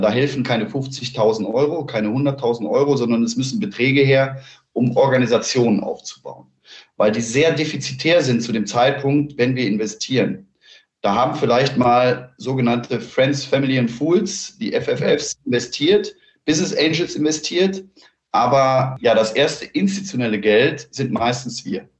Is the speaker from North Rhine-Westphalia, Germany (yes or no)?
yes; Cologne, North Rhine-Westphalia, Germany; ich bin aus Köln